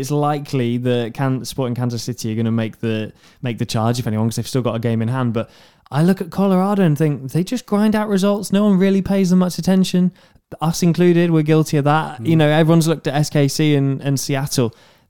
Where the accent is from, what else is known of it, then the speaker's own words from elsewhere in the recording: United Kingdom; I'm British